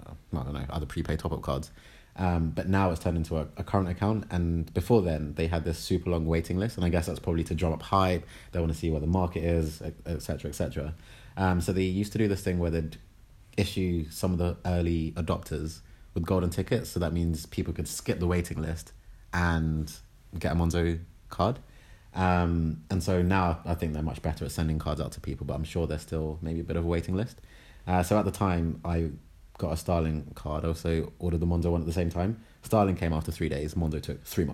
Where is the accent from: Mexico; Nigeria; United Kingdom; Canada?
United Kingdom